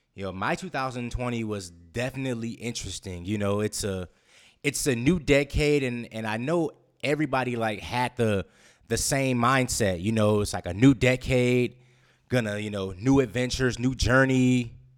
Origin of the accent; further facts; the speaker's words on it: West Coast, United States; moved away as an adult; now in Guam; I'm a West Coast guy